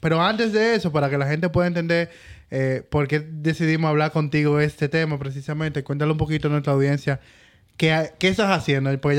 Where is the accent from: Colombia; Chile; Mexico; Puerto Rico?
Chile; Yo, no, yo soy chileno, lo acabo de decir.